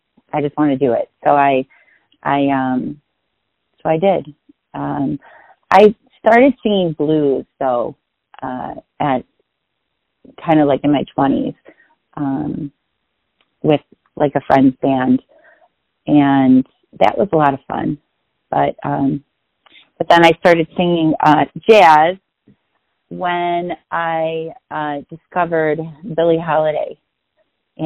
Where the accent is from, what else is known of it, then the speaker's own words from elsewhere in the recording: Cicero, Illinois, United States; I grew up in the Cicero, Berwyn area, which is, you know, just on the cusp of Chicago.